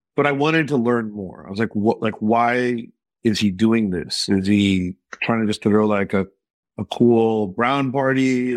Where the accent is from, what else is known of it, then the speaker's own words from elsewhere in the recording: Texas, United States; growing up in Texas